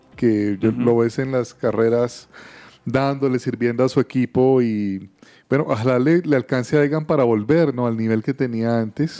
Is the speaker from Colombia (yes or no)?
yes; Colombia; como colombianos celebramos